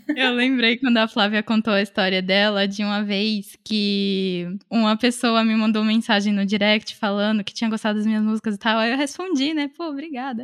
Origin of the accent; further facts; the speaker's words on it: Salvador, Bahia, Brazil; moved away as an adult; now in São Paulo, Brazil; quando eu me mudei para São Paulo, eu sou de Salvador, é, eu vim fazer faculdade